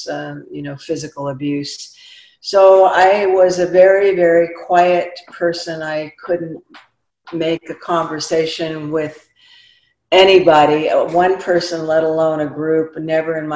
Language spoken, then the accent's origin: English; Oregon, United States; moved away; also born or lived in San Jose; I grew up in Oregon, the eldest of nine